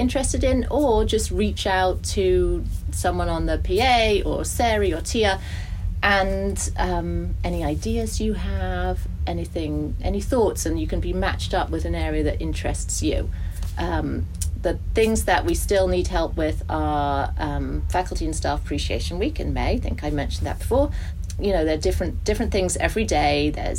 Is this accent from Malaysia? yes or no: no; Germany; moved away; I grew up in Germany. There were no, in the 70s, long time ago.